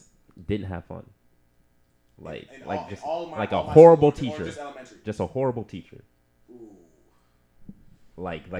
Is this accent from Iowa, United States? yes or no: no; Brooklyn Park, Minnesota, United States; also born or lived in Coon Rapids, Minnesota; now in St. Paul, United States; I am now officially from St. Paul, Minnesota. Born and raised in Brooklyn Park, Brooklyn Center. Moved to Coon Rapids, bro.